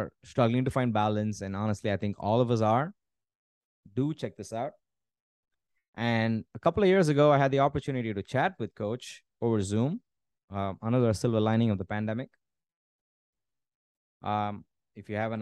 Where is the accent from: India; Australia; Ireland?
India; I'm Indian